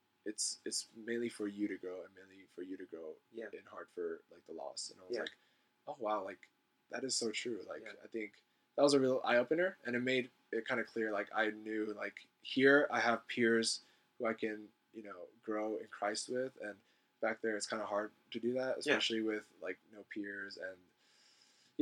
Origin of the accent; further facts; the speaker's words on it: Southern California, United States; now in Berkeley, United States; I'm from SoCal, and my dad's a pastor